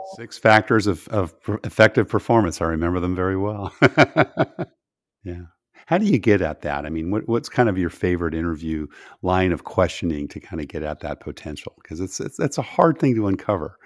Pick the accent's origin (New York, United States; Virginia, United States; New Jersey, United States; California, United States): California, United States; moved away; I grew up in California